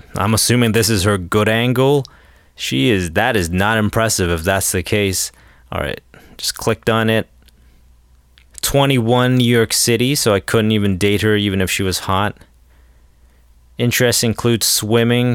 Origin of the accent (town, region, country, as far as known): Toronto, Ontario, Canada